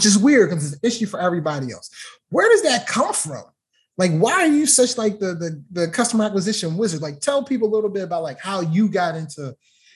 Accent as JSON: {"language": "English", "town": "Baltimore", "region": "Maryland", "country": "United States", "tie": "born or raised there", "said": "Baltimore, so you know, my hometown"}